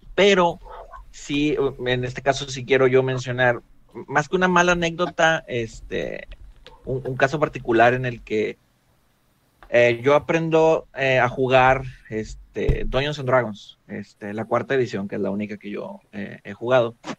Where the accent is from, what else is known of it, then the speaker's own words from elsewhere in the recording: Mexico; tengo 29 años. Soy de México.